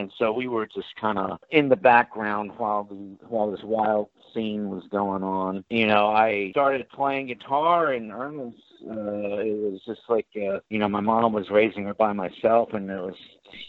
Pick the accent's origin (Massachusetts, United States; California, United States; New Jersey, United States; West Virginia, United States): California, United States; the Valley; also born or lived in New York; I was born in New York, came out to California when I was four, I was 19, probably 1974. So I've been, you know, a Valley kid since 74